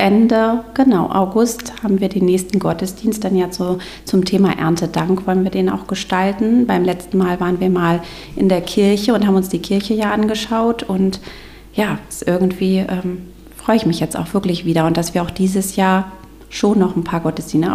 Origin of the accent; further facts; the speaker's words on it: Stormarn district, Schleswig-Holstein, Germany; moved away as an adult; also born or lived in Göttingen; Ich komme eigentlich ursprünglich auch aus dem Kreis Stormann